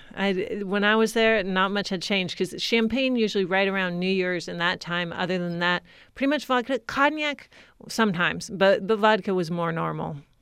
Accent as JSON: {"language": "English", "region": "California", "country": "United States", "tie": "born or raised there", "also_born_or_lived": "Latvia", "moved": "as an adult", "said": "Growing up in California"}